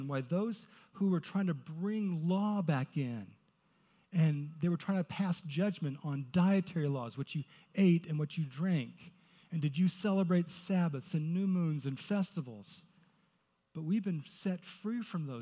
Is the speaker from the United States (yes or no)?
yes; Indianapolis, Indiana, United States; I grew up in Indianapolis